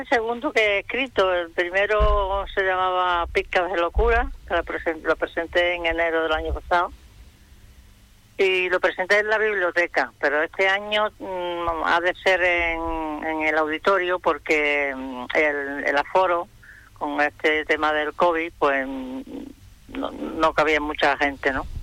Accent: Peñarroya-Pueblonuevo, Andalusia, Spain; now in Fuerteventura, Spain; Yo soy cordobesa de Peñarroya, ya pueblo nuevo

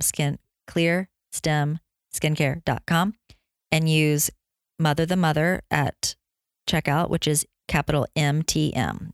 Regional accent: the South, United States; now in Los Angeles, United States; I grew up in the South

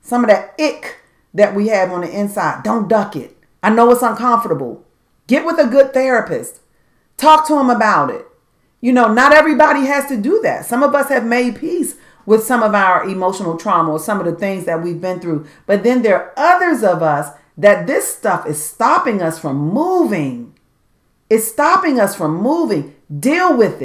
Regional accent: Washington, District of Columbia, United States; growing up in Southeast Washington, D.C.

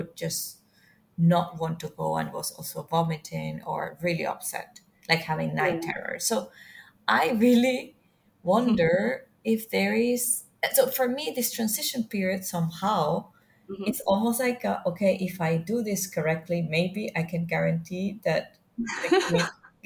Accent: Venezuela; now in Singapore; I'm from Venezuela

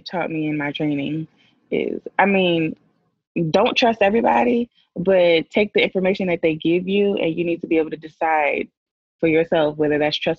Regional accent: Maryland, United States; also born or lived in Guam / Florida; So I was born in Guam. I spent 2 years in Guam. Then we moved to Florida, spent 8 years in Florida, and I've just been all around Maryland ever since.

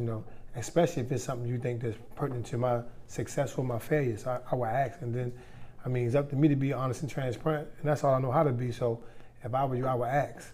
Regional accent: Baltimore, Maryland, United States; born and raised in White Lock, better known as Reservoir Hill

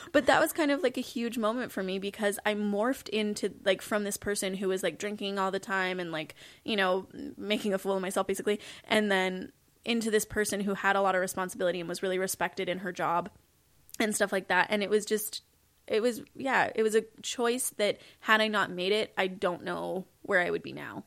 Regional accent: Kelowna, British Columbia, Canada; also born or lived in Saskatoon; Kelowna, which is where I grew up

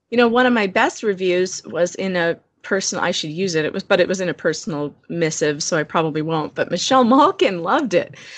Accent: Chicago, Illinois, United States; outside of Chicago

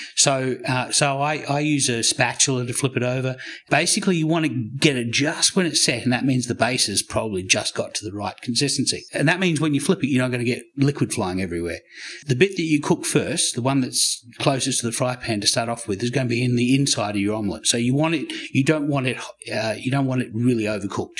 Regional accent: Australia; also born or lived in United States / Canberra, Australia; I'm Australian. I lived in America for ten years

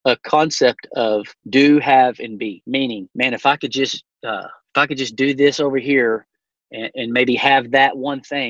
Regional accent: Llano, Texas, United States; I grew up in Llano, Texas, which is the hunting capital of our state

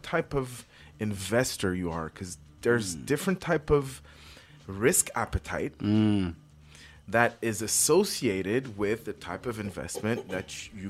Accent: Montreal, Quebec, Canada; My parents were born in Haiti. I'm born and raised in Montreal North. Mm-hmm. First generation Québécois

